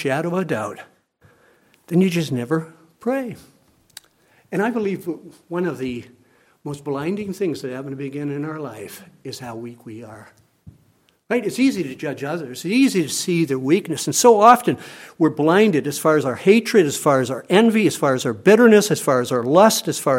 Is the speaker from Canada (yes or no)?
yes; Canada; I am a Canadian citizen